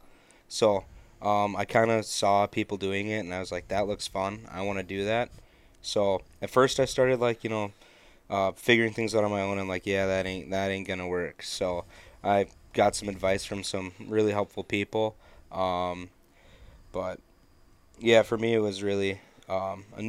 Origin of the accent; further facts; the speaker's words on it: Melrose, Minnesota, United States; moved away as an adult; now in North Dakota, United States; I'm from Melrose, Minnesota, and I'm here for John Deere Tech